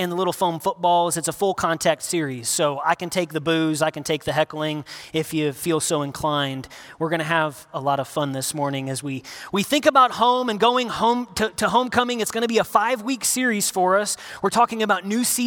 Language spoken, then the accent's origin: English; Northern Indiana, United States; moved away; I'm from Northern Indiana